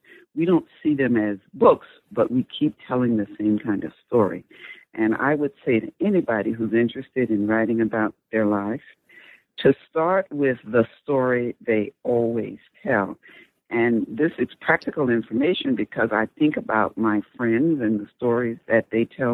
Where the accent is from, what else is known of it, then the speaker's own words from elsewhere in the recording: Sumter, South Carolina, United States; moved away; Sumter, my hometown